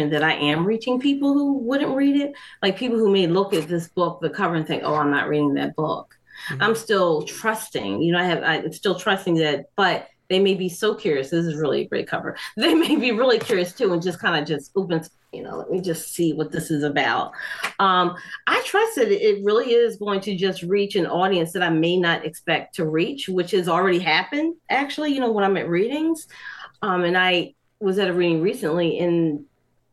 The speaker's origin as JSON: {"language": "English", "town": "Atlantic City", "region": "New Jersey", "country": "United States", "tie": "born or raised there", "also_born_or_lived": "Hartford, Connecticut", "said": "I grew up in Atlantic City"}